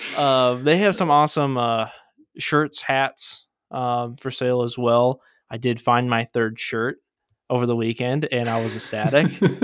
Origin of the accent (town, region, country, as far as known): Michigan, United States